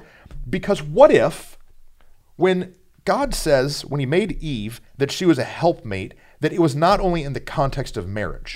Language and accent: English; Flint, Michigan, United States; I'm from the murder mitten uh, Michigan. Yeah. And so Flint, Flint town